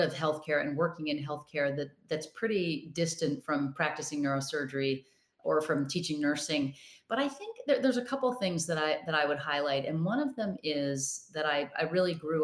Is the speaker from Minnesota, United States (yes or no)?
yes; Rochester, Minnesota, United States; I grew up in Rochester, Minnesota.